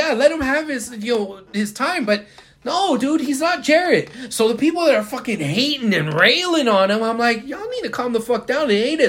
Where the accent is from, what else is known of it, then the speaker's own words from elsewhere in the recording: Houston, Texas, United States; I'm from Houston, so fuck Dallas.